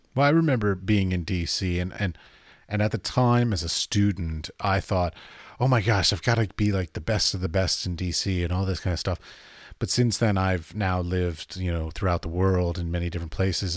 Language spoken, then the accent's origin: English; Arlington, Virginia, United States; moved away as an adult; now in Europe; I grew up in Arlington